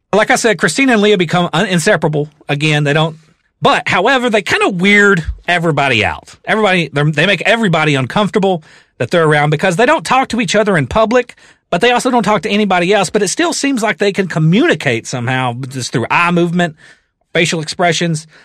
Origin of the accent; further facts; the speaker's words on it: the South, United States; I am from the South